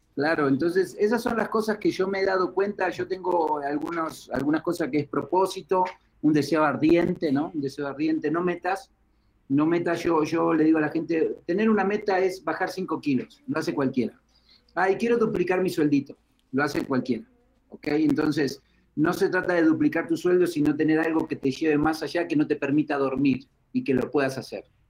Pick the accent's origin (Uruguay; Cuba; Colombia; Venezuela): Uruguay; moved away as an adult; also born or lived in Argentina; now in Mexico; Soy de Uruguay